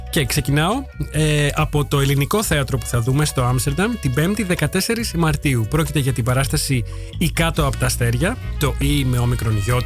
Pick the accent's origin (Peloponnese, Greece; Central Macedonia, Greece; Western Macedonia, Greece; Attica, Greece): Central Macedonia, Greece; Veria; moved away as an adult; also born or lived in Heraklion, Greece; now in Netherlands; Γεννήθηκα και μεγάλωσα στη Βέρεια